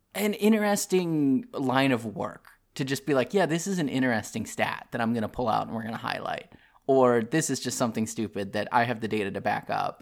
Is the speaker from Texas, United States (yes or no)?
no; Maryland, United States; now in American South, United States; I grew up in Maryland